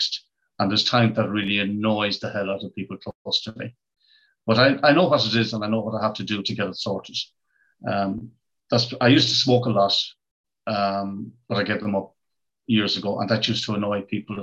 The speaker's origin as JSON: {"language": "English", "country": "Ireland", "said": "I'm from Ireland"}